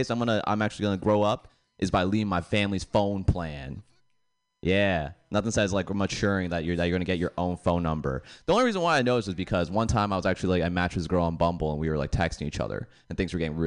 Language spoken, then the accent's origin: English; Boston, Massachusetts, United States; moved away; I'm originally from Boston